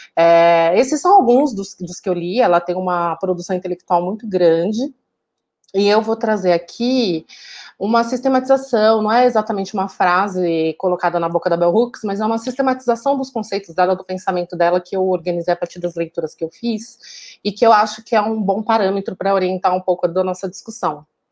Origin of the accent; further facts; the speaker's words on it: Taboão da Serra, São Paulo, Brazil; also born or lived in Jardim Santo Eduardo; Eu nasci e cresci na periferia de, da Zona Sul de São Paulo